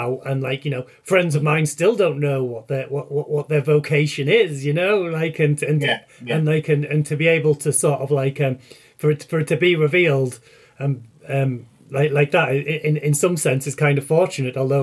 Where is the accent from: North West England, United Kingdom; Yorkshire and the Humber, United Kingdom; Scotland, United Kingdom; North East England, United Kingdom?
North East England, United Kingdom; also born or lived in Leeds; now in rural Yorkshire, United Kingdom; the northeast of England where I grew.